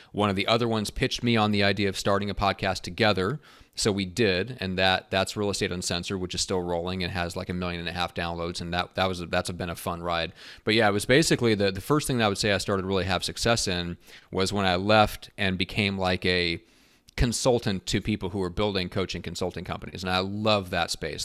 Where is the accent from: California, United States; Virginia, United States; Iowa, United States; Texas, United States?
Iowa, United States; moved away; actually grew up in Iowa, so I'm a Midwest guy